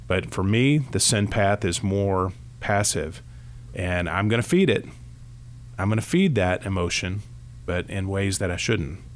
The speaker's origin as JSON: {"language": "English", "region": "Kentucky", "country": "United States", "tie": "born or raised there", "said": "I grew up here in Kentucky"}